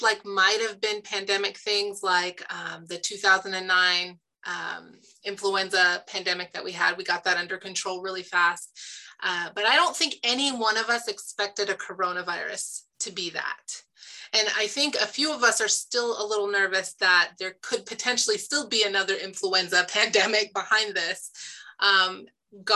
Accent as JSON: {"language": "English", "town": "Stillwater", "region": "Oklahoma", "country": "United States", "tie": "born or raised there", "also_born_or_lived": "Indiana / Michigan / Tulsa, Oklahoma / New York City", "moved": "as an adult", "said": "I was born in Stillwater Medical Center. I went to high school, grew up in Stillwater"}